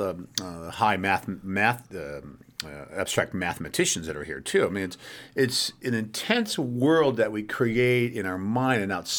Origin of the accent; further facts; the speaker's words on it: United States; as an American